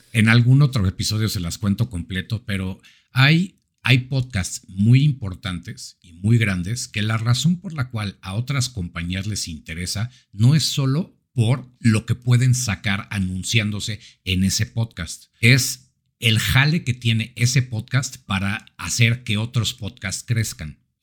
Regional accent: Mexico

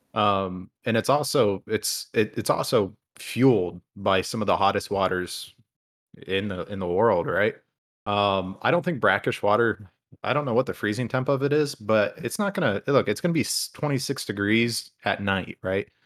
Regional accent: Toledo, Ohio, United States; I grew up in Toledo

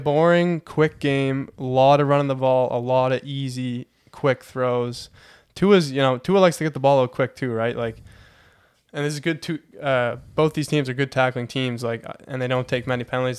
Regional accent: Heron Cove, Nova Scotia, Canada; I'm from Heron Cove, Nova Scotia

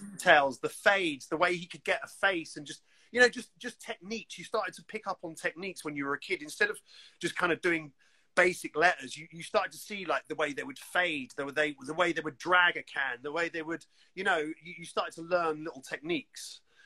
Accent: London, United Kingdom; We're two kids from West London.

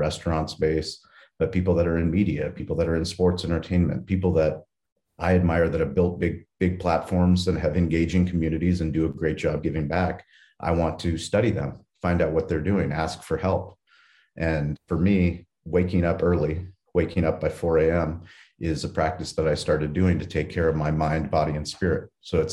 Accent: San Diego, California, United States; I was raised in San Diego in a place called La Jolla, a very affluent place

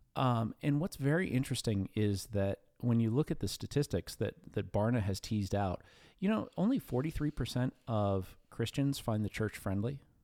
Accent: New Castle, Pennsylvania, United States; I grew up in Newcastle, P

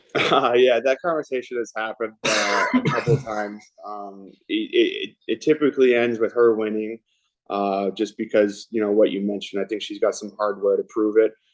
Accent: Vancouver, British Columbia, Canada; now in Toronto, Canada; Vancouver is my hometown

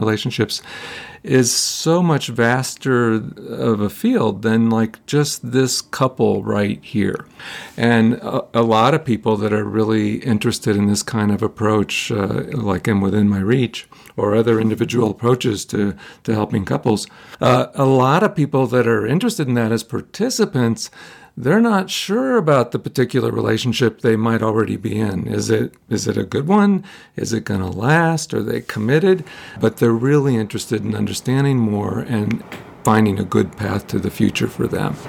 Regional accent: Ohio, United States; I'm from Ohio. Okay, I'm a, I'm a kid from Ohio.

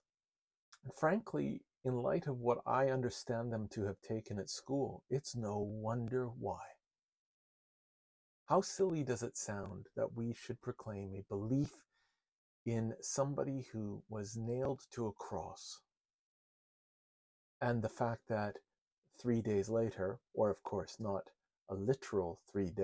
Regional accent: Winnipeg, Manitoba, Canada; moved away as an adult; also born or lived in Montreal, Canada; I grew up in Winnipeg, Canada

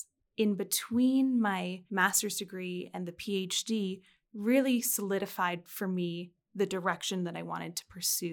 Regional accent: United Kingdom; now in France; I also found myself living in France as a British citizen when Brexit occurred.

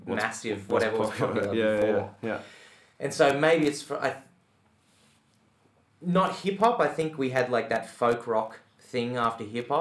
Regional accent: Tamworth, New South Wales, Australia; I grew up in Tamworth

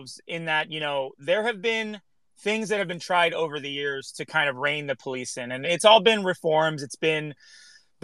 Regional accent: Los Angeles, California, United States; I grew up here in Los Angeles.

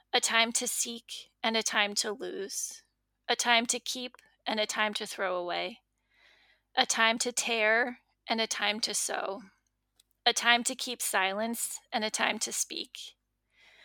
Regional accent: outside Philadelphia, Pennsylvania, United States; moved away as an adult; also born or lived in Northern Virginia; now in England, United Kingdom; I grew up outside Philadelphia.

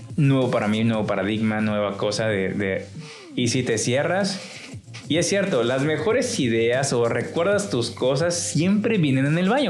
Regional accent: Chiapas, Mexico; now in Culiacán, Mexico; yo soy del estado de Chiapas

